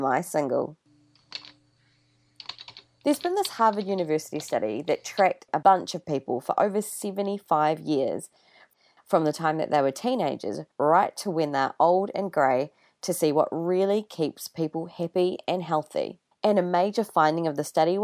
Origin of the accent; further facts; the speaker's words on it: New Zealand; I'm a Kiwi, but I'm also Indian